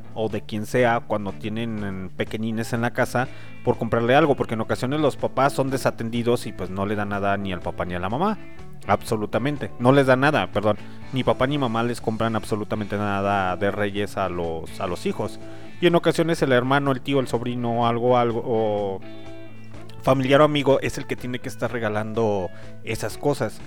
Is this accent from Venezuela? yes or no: no; León, Guanajuato, Mexico; soy originario de León, Guanajuato